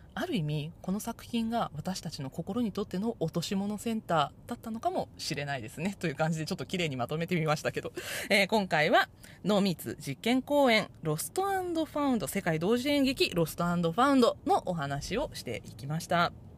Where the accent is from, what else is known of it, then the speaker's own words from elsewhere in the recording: Japan; first language Japanese; 日本語はね、母国語なので、日本語は全然わかるんですけど